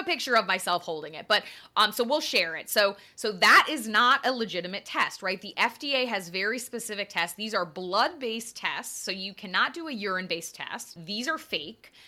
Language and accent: English; Connecticut, United States; growing up in Connecticut